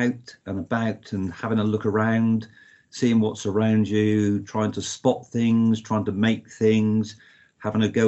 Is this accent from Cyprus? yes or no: no; Penzance, South West England, United Kingdom; I grew up in Penzance